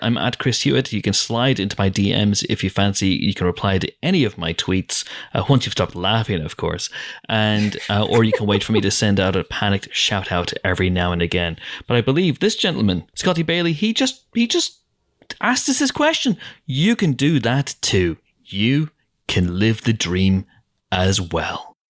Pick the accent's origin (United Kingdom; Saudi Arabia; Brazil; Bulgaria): United Kingdom; Northern Ireland; accent: Northern Irish; We're from the north